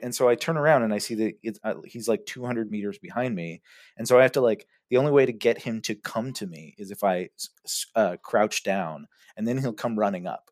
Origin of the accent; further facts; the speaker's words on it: California, United States; moved away as an adult; now in Germany; I'm from California